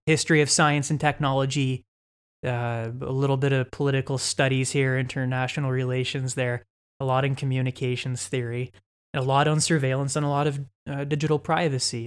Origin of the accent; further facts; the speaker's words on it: London, Ontario, Canada; also born or lived in Toronto; I'm from London. I'm from the city that we're recording this podcast in. the great city of London, Ontario, Canada. I grew up in the West End